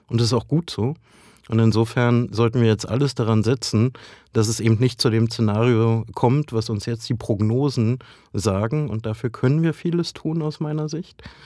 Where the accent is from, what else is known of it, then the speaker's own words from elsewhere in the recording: Brandenburg, Germany; ich komme ja aus Ostdeutschland, aus Brandenburg